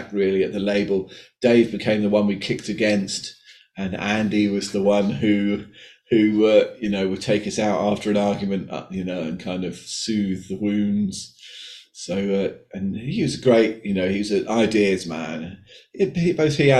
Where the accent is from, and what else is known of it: United Kingdom